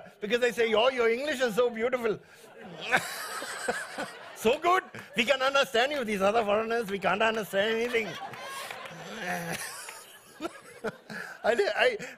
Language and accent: English; New Zealand; I'm from New Zealand